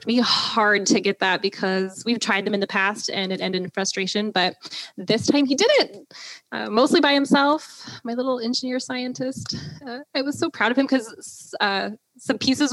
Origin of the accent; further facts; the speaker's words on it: Washington, United States; I was born and raised in Washington